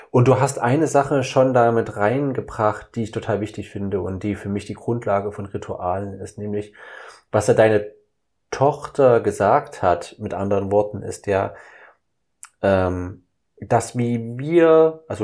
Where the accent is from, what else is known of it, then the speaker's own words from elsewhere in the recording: Saxony, Germany; ich komme ja aus dem Osten, aus Sachsen. Das heißt, ich bin ja aufgewachsen mit Pyramiden, mit Räuchermännern, mit Schwibbögen